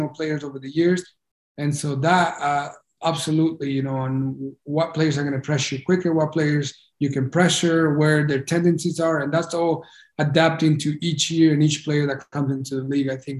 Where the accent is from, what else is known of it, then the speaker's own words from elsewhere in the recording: United States; me being Honduran and growing up in the United States, I felt Honduran